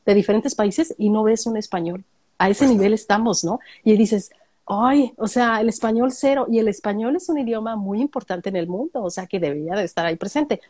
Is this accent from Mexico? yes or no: yes; Mexico; moved away as an adult; now in Australia; Uno como mexicana en Australia